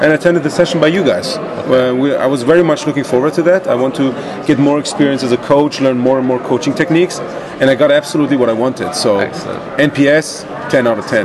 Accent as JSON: {"language": "English", "country": "Iran", "moved": "yes", "said": "I'm originally from Iran"}